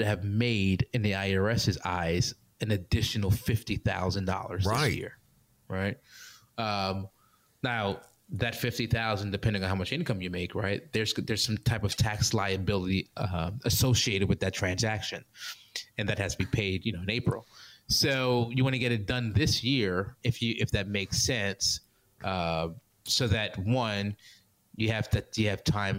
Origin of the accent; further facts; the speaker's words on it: New York, United States; I grew up in... on the East Coast. I grew up in New York.